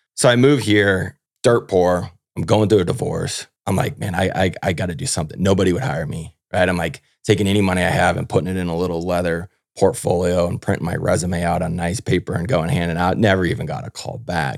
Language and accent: English; Houston, Texas, United States; I grew up down in Houston, Texas